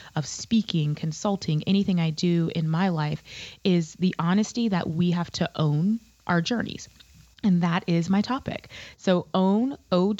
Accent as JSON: {"language": "English", "region": "the South", "country": "United States", "tie": "born or raised there", "also_born_or_lived": "North Carolina", "lives_now": "Pensacola, United States", "said": "I grew up in the South as a professional Black woman"}